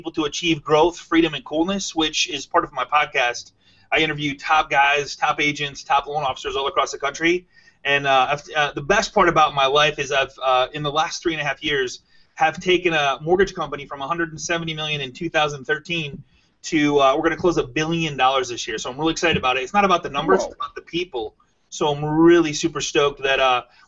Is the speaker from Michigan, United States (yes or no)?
yes; Michigan, United States; I'm from Michigan